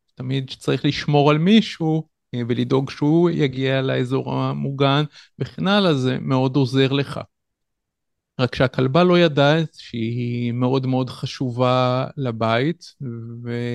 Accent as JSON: {"language": "Hebrew", "town": "Tel Yosef", "region": "Northern District", "country": "Israel", "tie": "born or raised there", "said": "במקום שבו גדלתי, בקיבוץ תל יוסף"}